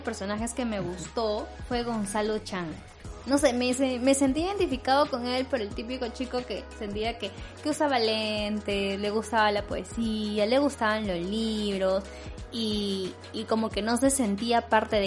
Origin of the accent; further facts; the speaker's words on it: northern Peru, Peru; accent: northern (sing-song); En el caso de los norteños, eh, un rasgo típico que suele eh, identificarlos es el tono de la voz, que dicen que, que hablamos cantando